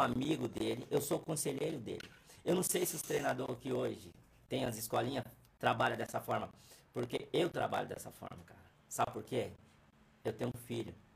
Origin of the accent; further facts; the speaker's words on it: São Paulo, Brazil; Vila Natal ali, ó, que eu sou dali, não sou de outros lugares, sou do Vila Natal ali